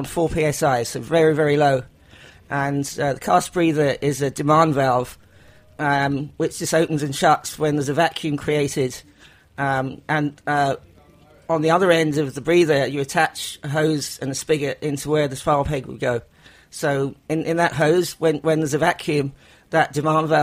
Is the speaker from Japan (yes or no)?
no; England, United Kingdom; accent: English; I'm English.